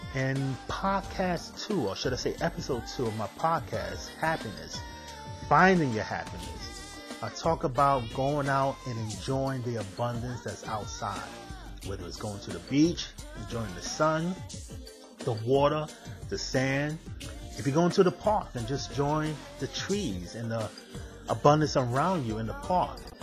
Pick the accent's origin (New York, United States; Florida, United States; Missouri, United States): New York, United States; New York City; As a kid, I was growing up in Manhattan